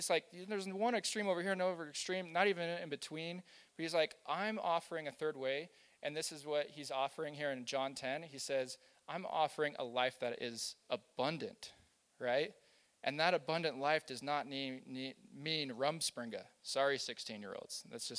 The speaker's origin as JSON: {"language": "English", "region": "Kansas", "country": "United States", "tie": "born or raised there", "said": "Now, I grew up in Kansas, and I had a friend, and he had a cousin who was Amish."}